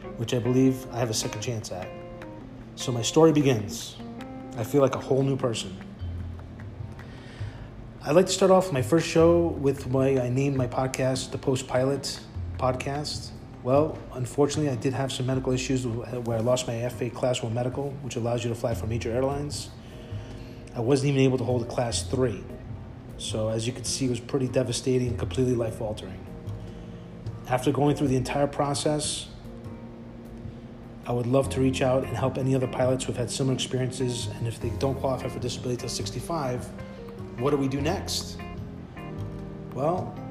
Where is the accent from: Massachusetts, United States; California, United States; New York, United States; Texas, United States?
New York, United States; New York City; I was born and raised in Bayside, Queens, New York